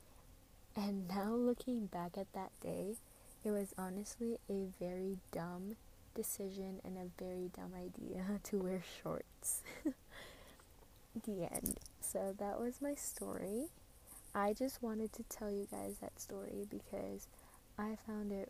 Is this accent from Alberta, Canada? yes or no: no; Saskatchewan, Canada; also born or lived in Philippines; I was born and raised in the Philippines, and when I was about 7 years old, I moved here to Canada along with my parents and my two aunties